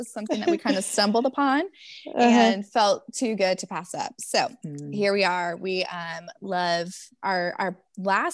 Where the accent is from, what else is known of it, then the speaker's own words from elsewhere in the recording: Iowa, United States; also born or lived in Mississippi / Alaska; I am located in Cedar Falls, Iowa. So Midwest girl, but wasn't always so. I was Mississippi. I hail from Mississippi.